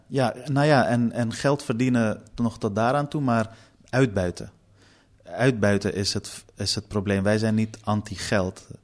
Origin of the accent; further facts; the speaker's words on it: Amsterdam, North Holland, Netherlands; also born or lived in Afghanistan; Noord is de plek waar ik opgroeide